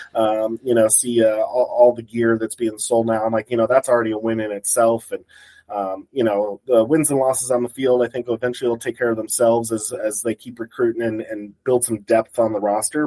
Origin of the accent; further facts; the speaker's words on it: Colorado Springs, Colorado, United States; I grew up in Colorado Springs